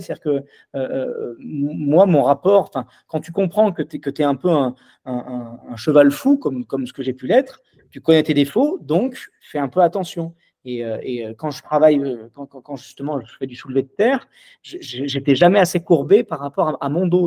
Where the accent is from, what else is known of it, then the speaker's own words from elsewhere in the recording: Lyon, Auvergne-Rhône-Alpes, France; je suis lyonnais